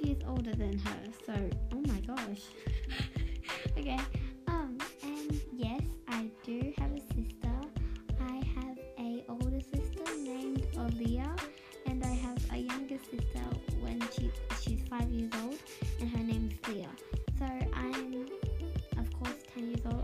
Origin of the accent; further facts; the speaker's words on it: Australia; also born or lived in New South Wales; I was born in Australia, as you can see by my accent.